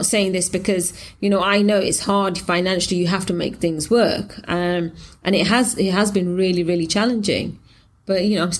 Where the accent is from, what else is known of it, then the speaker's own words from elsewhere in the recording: England, United Kingdom; Again, you know, as I was from England, it's, you know, the language is the same, the pound is the same, and all it is just a little bit of water between me and sort of England.